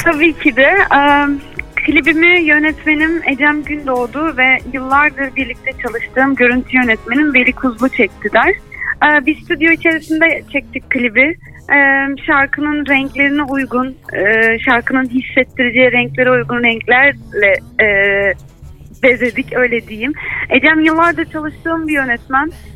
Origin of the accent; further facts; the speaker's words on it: İzmir, Turkey; ben İzmirliyim